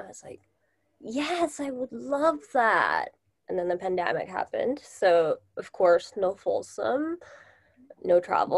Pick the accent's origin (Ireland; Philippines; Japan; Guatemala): Japan; Tokyo; also born or lived in United States; I am originally from Japan, and I still live in Japan